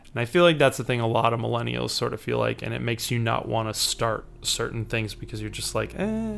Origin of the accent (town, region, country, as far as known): Chicago, Illinois, United States